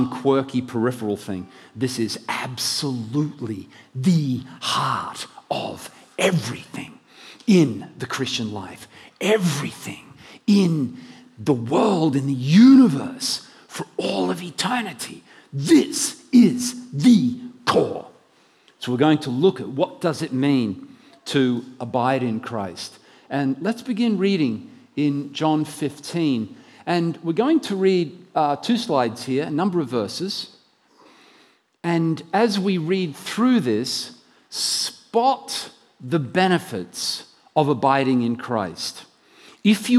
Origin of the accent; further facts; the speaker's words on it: Brisbane, Queensland, Australia; moved away as an adult; I'm from Brisbane originally, but I haven't moved many years ago in the mid-80s and have been living elsewhere where they don't talk proper